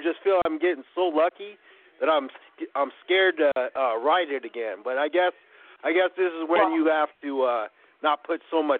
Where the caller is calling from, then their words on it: Cleveland, Ohio, United States; I'm calling from Cleveland